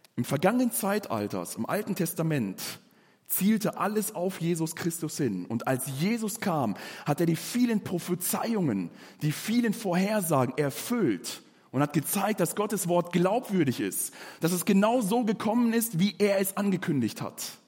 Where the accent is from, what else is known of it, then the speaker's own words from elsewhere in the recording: Germany; bei uns in Deutschland